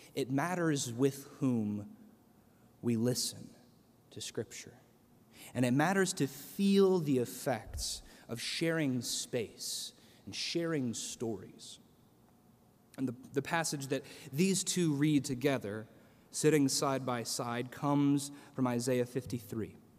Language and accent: English; central Illinois, United States; moved away; my hometown in central Illinois